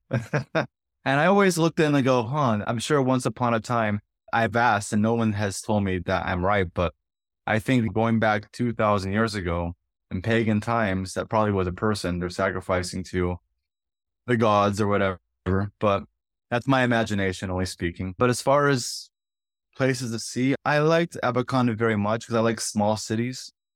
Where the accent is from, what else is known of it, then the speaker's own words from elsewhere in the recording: San Diego, California, United States; moved away as an adult; also born or lived in Ireland / Minnesota / Abakan, Russia; now in Sochi, Russia; I'm from San Diego, California, and I was educated in Ireland.